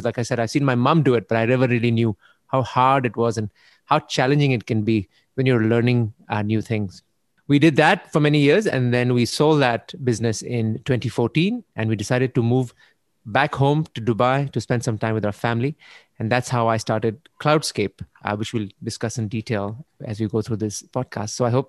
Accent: Canada; So growing up in Canada, I learned I understood what it means to be responsible

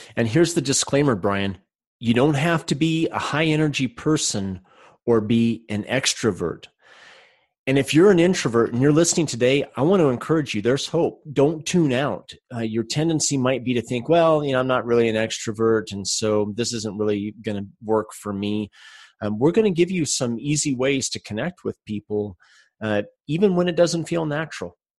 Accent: Salt Lake City, Utah, United States; I'm from Salt Lake City, Utah

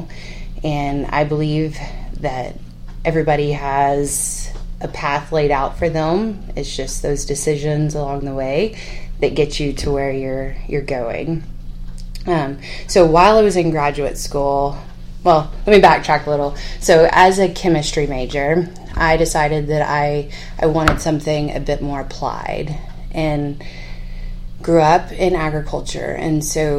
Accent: San Patricio County, South Texas, United States; moved away as an adult; also born or lived in College Station, Texas; now in Lubbock, United States; I grew up in South Texas. My father is a cotton farmer, grain sorghum farmer in San Patricio County

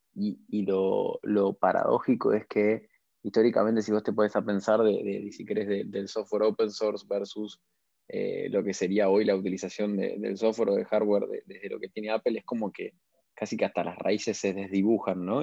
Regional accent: Argentina; tenemos la capacidad como argentinos

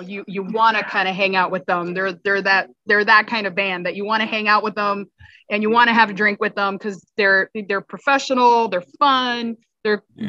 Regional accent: Miami, Florida, United States; now in Cape Coral, United States; I grew up in Miami and um, spent my summers in the Keys

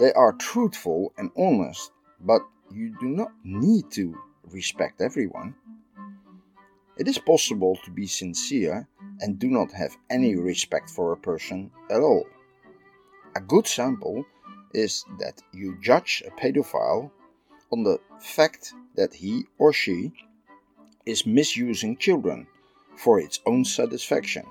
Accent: Netherlands; I'm from the Netherlands.

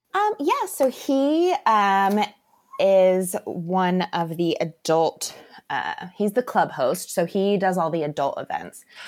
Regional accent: Tampa Bay area, Florida, United States; I am a lifelong Floridian and I am from the Tampa Bay area

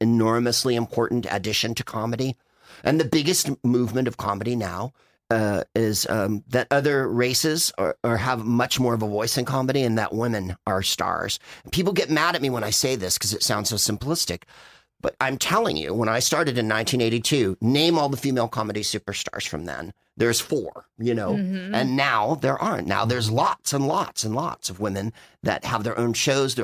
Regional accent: San Francisco, California, United States; moved away; I'm from San Francisco and I lived there for a long time when he lived there

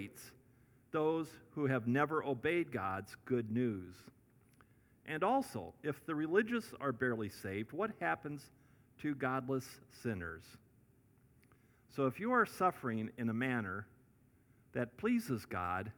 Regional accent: Iowa, United States; moved away; My home state of Iowa

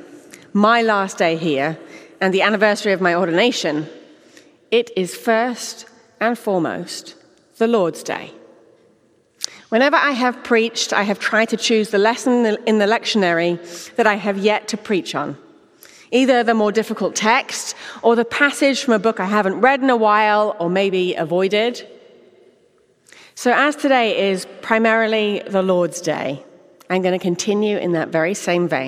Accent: England, United Kingdom; moved away as an adult; now in Houston, United States; this English gal who talks too fast

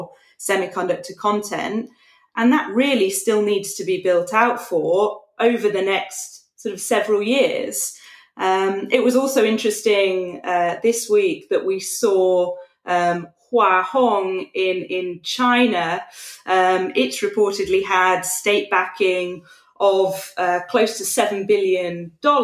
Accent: United Kingdom; As a Brit

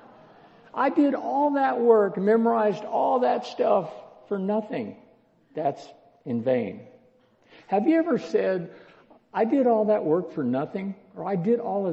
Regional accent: Texas, United States; I'm a Texan

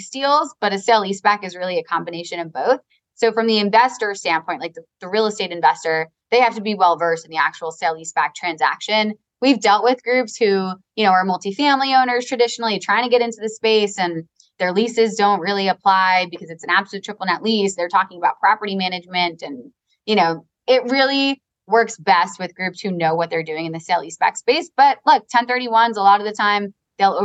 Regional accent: Long Island, New York, United States; I'm from Long Island. I have an accent too.

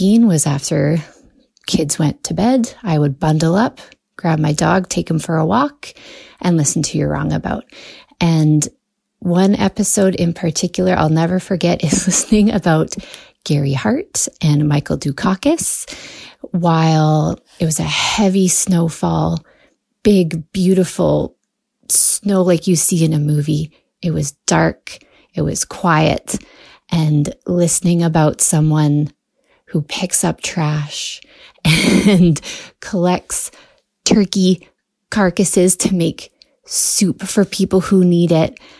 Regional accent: Alberta, Canada; I'm from Alberta, Canada

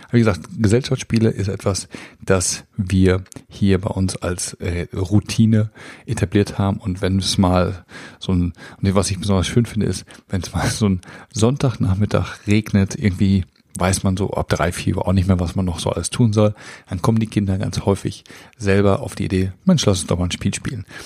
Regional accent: North Rhine-Westphalia, Germany; Wir sind als Münsterländer natürlich auf dem Fahrrad quasi geboren und wir fahren sehr viel Fahrrad.

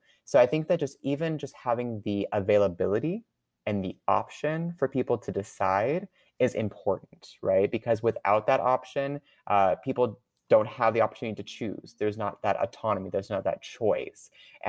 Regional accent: Canada; now in United States; Well, I can't vote myself. I'm actually a Canadian citizen. I'm going through the permanent residency process.

